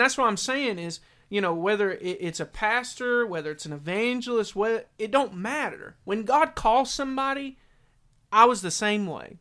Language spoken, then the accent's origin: English; Maryville, Tennessee, United States; I grew up in Maryville, you know. We went to a little backwoods church